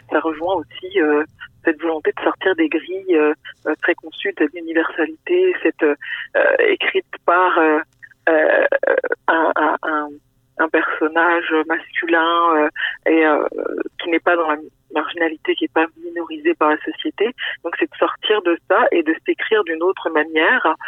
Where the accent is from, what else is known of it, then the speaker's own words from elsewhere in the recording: France; moved away as an adult; also born or lived in Senegal (parents); now in Quebec, Canada; moi-même étant immigrante ici. J'ai grandi en France, que mes parents sont originaires du Sénégal